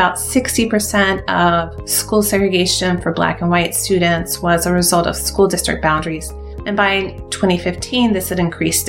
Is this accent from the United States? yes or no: yes; Mobile County, Alabama, United States; I grew up in Mobile County, Alabama.